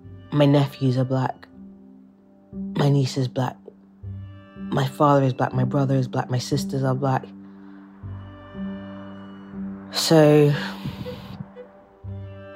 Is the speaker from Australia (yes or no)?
no; England, United Kingdom; accent: British; where I grew up, which was predominantly white neighbourhoods in England